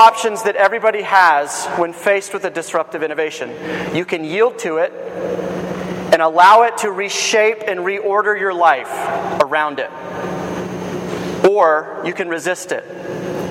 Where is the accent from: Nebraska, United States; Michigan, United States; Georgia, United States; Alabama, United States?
Georgia, United States; I'm from Georgia